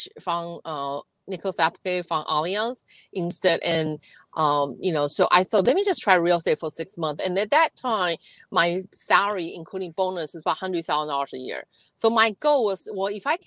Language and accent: English; Taiwan; now in San Diego, United States; I'm from Taiwan originally.